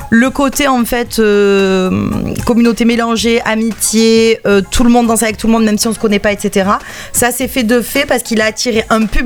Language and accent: French; Marseille, Provence-Alpes-Côte d'Azur, France; on n'était pas de différents quartiers, on était de Marseille.